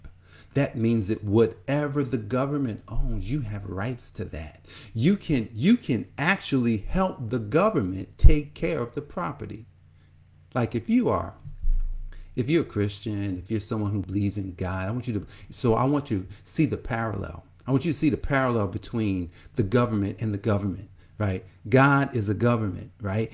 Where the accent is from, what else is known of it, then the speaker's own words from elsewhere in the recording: Newark, New Jersey, United States; I grew up in Newark, New Jersey, and I can see Newark right now